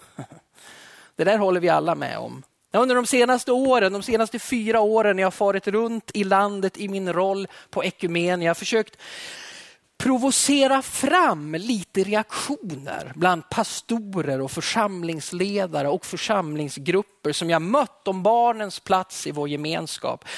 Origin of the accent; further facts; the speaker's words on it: Alfta, Gävleborg County, Sweden; Jag växte upp i södra Hälsingland i Alfta i pingströrelsen